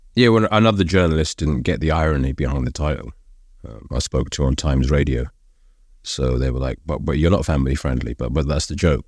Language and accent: English; London, United Kingdom; I'm Brit, I was born in London.